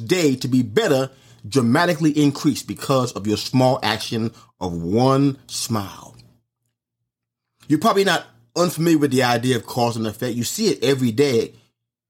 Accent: New York City, New York, United States; when I was a kid walking the streets of New York City

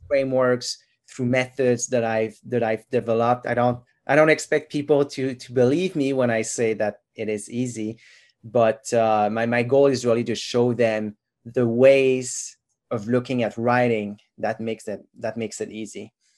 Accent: Quebec, Canada; first language French; English is a second language; now in Ontario, Canada; I'm from Quebec originally. And so my mother tongue is actually French.

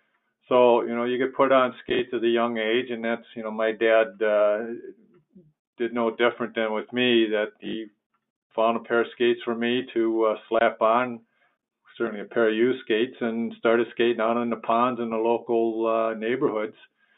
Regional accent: St. Paul, Minnesota, United States; also born or lived in Cumberland; I grew up in St. Paul, but was born in Cumberland. So it's kind of like roots in both locations.

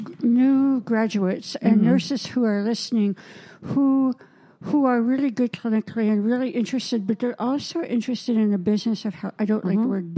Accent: Canada; And being a Canadian

